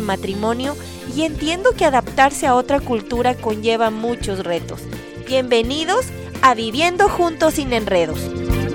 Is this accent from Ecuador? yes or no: yes; Ecuador; moved away as an adult; now in United States; Soy ecuatoriana y mi esposo es mexicano y radicamos en los Estados Unidos hace 11 años